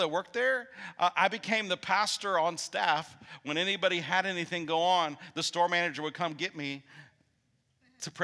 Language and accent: English; Illinois, United States; now in Huntsville, United States; I'm from Illinois.